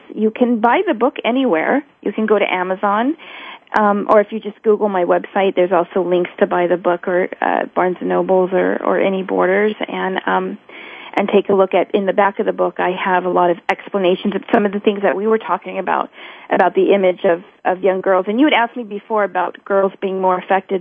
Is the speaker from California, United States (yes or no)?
yes; San Francisco Bay Area, California, United States; I grew up in San Francisco Bay Area